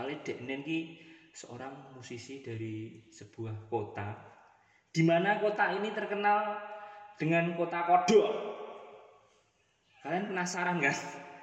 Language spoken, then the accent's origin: Indonesian; Purwodadi, Central Java, Indonesia; saya terutama saya itu dari Purwodadi ya benar Mungkin benar beberapa orang nggak tahu hmm. Purwodadi hmm. itu salah satu kota di sebelah utara kota Semarang